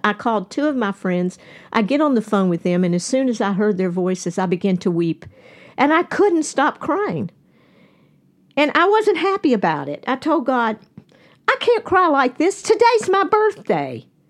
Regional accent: Nashville, Tennessee, United States; we are all from Nashville

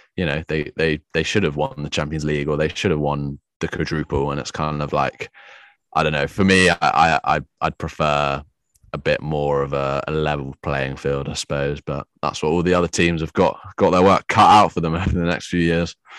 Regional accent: England, United Kingdom; we're from England

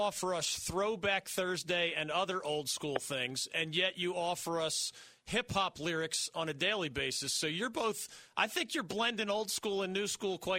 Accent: Philadelphia, Pennsylvania, United States; my hometown 76ers

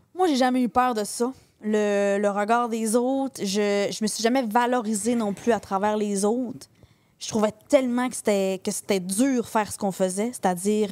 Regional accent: Saint-Félicien, Quebec, Canada; Moi, je suis native de Saint-Félicien. Fait on est au Saguenay. Moi, je suis native du lac Saint-Jean

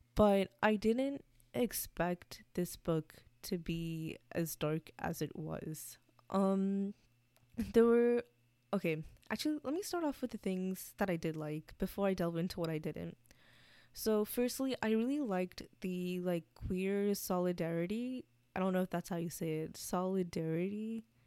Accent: United States; I'm also American. Like, I grew up here.

